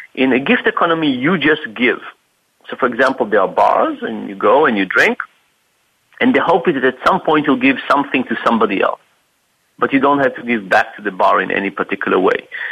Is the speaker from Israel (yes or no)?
yes; Israel; moved away; I'm originally from Israel, from the Middle East